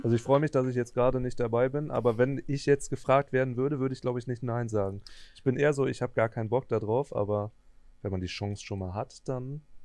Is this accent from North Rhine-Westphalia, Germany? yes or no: yes; Cologne area, North Rhine-Westphalia, Germany; ich komme ja so aus dem Kölner Umland